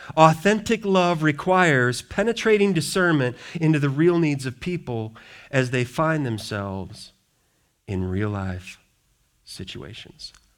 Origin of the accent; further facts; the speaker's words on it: Wisconsin, United States; now in Richmond, Michigan, United States; people I grew up with in Wisconsin